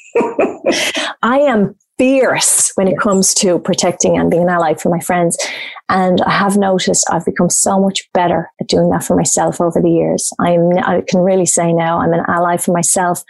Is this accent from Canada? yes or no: no; Ireland; moved away as an adult; now in Australia; growing up in Ireland with a standard Irish background